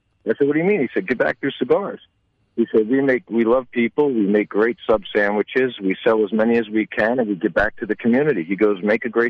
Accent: New Jersey, United States; my home state in New Jersey

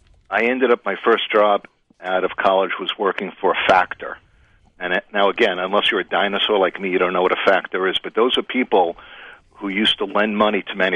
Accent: New York City, New York, United States; Well, I grew up in the cigar mecca of Brooklyn, New York.

